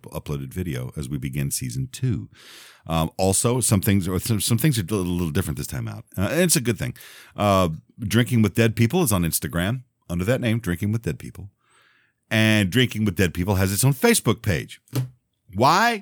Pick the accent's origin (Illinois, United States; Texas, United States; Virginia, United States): Texas, United States; also born or lived in Louisiana; now in Memphis, United States; I was born in Louisiana. I grew up in Texas and I live in Memphis